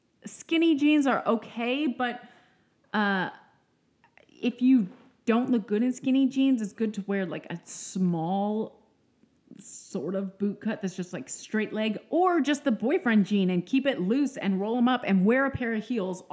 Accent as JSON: {"language": "English", "region": "Texas", "country": "United States", "said": "I'm from Texas"}